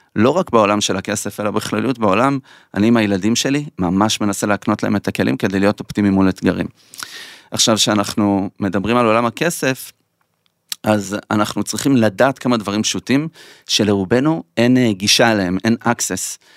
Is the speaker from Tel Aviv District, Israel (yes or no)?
no; Petah Tikva, Central District, Israel; גדלנו בשכונה לא טובה, בדאונטאון פתח תקווה